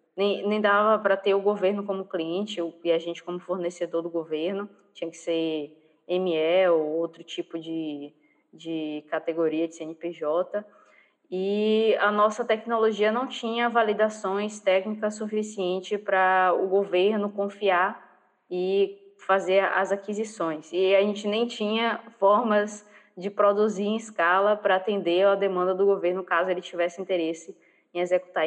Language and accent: Portuguese; Bahia, Brazil; eu sou baiana